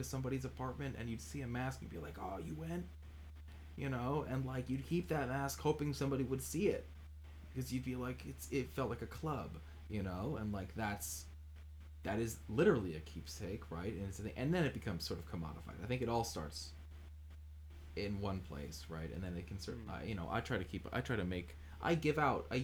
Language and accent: English; United States; I grew up near New York